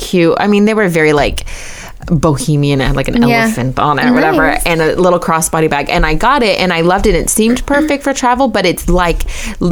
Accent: California, United States; growing up in California

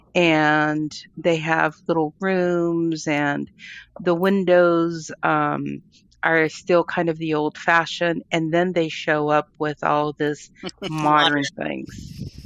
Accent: Colombia; also born or lived in United States; now in California, United States; I was born in Colombia. I lived part of my um, high school and college there, I came to the States, went back and forth

